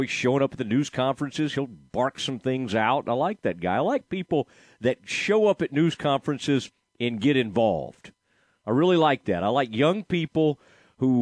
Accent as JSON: {"language": "English", "town": "Dallas", "region": "Texas", "country": "United States", "also_born_or_lived": "Waco, Texas", "said": "I'm from the Dallas area originally, but then spent a lot of my life in the Waco area"}